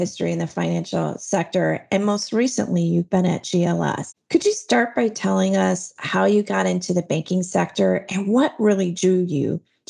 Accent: United States; accent: American; with my American accent

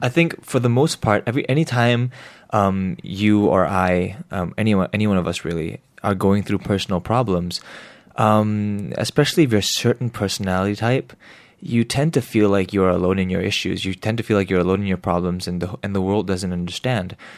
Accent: Singapore; growing up here

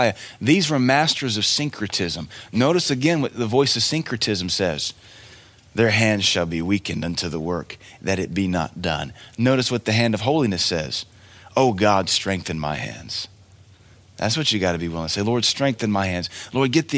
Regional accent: Cookeville, Tennessee, United States; I love Cookville. This is my hometown.

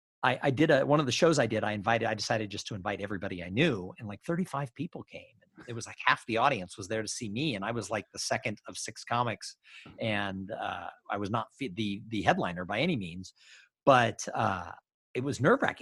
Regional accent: Los Angeles, California, United States; I grew up in Los Angeles.

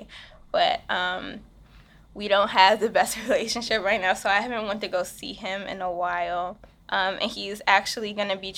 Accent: Washington, District of Columbia, United States; I'm a DC native. Lived here my whole entire life.

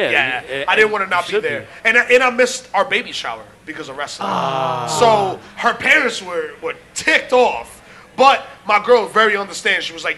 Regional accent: Jamaica; Kofi was the fake Jamaican, so, you know, we're real Jamaican.

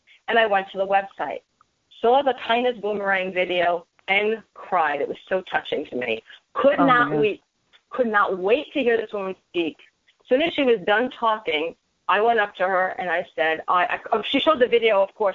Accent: New York City, New York, United States; now in Eatontown, United States; growing up in Brooklyn, going to Brooklyn College

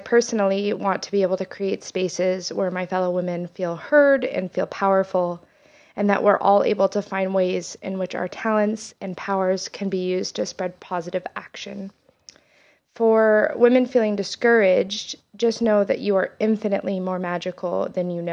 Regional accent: Oakland, California, United States; I'm from Oakland, California

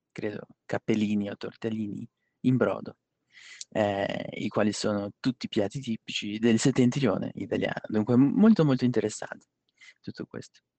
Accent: Porto Alegre, Rio Grande do Sul, Brazil; sono brasiliano di Porto Alegre, una città nel sud di Brasile

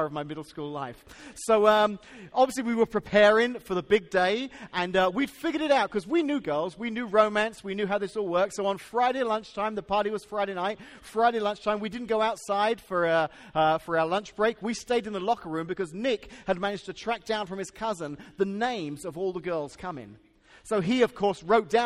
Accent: England, United Kingdom; now in Washington, Illinois, United States; I can remember growing up in England when I was 12 years old and starting middle school

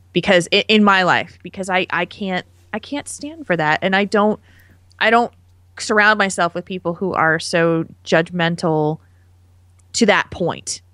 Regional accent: New Jersey, United States; now in Madison, Wisconsin, United States; New Jersey, which is my home state

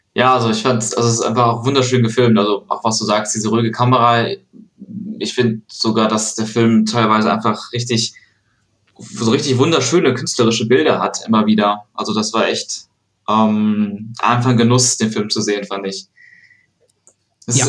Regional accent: Aachen, North Rhine-Westphalia, Germany; now in Cologne, Germany; ich bin gerade in Aachen, mhm. ähm, mhm. in meiner Heimatstadt, ja. Eigentlich wohne ich in Köln

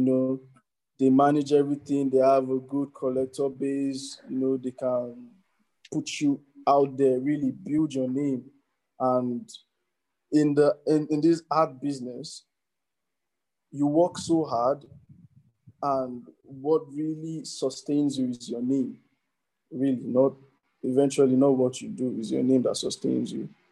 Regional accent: Nigeria; as contemporary Nigerian artists

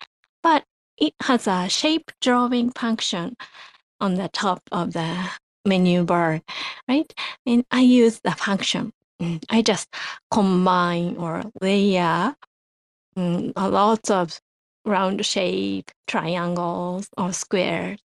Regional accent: Japan; from Japan

